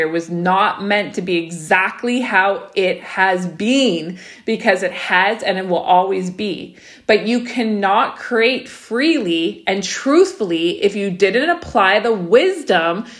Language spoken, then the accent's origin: English; Saskatchewan, Canada; me and Becca, for example, we grew up in Saskatchewan